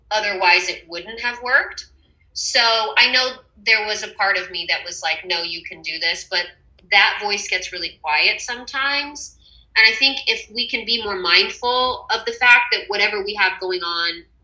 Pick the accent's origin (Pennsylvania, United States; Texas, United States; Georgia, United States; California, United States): Texas, United States; Uh, it does remind me of being home.